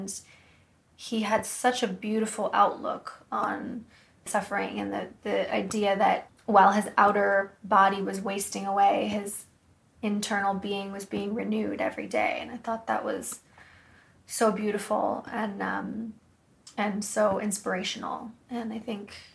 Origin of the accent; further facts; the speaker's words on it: Woodside, California, United States; I'm from a town called Woodside, which is not far from there.